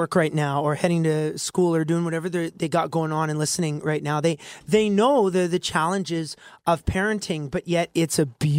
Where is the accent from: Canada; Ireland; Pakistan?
Canada; Alberta; this Alberta boy